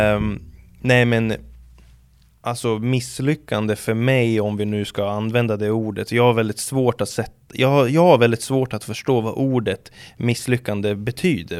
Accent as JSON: {"language": "Swedish", "country": "Sweden", "said": "vi ska säga oss svenskar"}